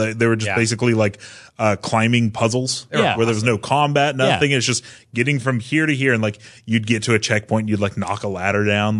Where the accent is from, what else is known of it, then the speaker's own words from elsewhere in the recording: Fresno, California, United States; now in San Francisco Bay Area, United States; Well, I grew up in Central California, so like Fresno.